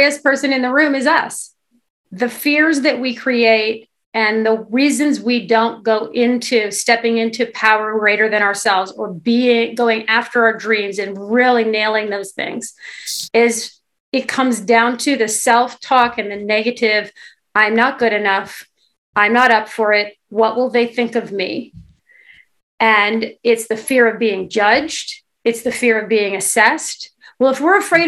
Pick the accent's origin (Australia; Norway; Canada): Canada; Kingston, Ontario; I come from a small town. I'm from Kingston, Ontario